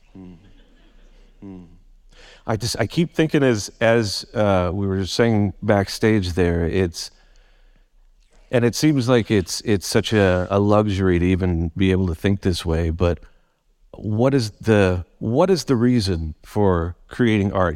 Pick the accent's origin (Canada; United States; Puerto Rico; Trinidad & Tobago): Canada; Vancouver, British Columbia; also born or lived in Surrey; born and raised in Vancouver